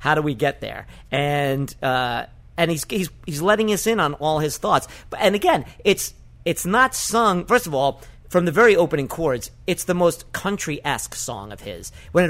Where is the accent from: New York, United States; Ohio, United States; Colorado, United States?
New York, United States; New York City; I grew up in the North Bronx